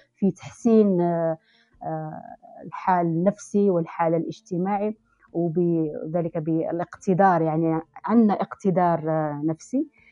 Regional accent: Algeria; نحن كجزائريين أو كثقافة جزائرية

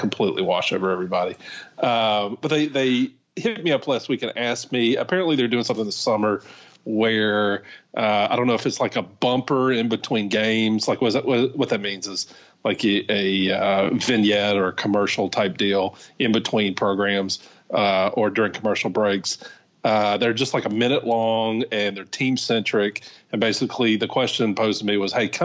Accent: Louisiana, United States; moved away as an adult; also born or lived in Mississippi; I grew up in Louisiana.

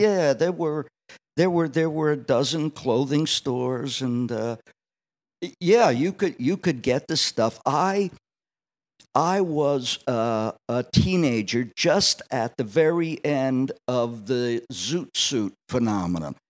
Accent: Allentown, Pennsylvania, United States; also born or lived in Wildwood, New Jersey; growing up on the South Side of Allentown

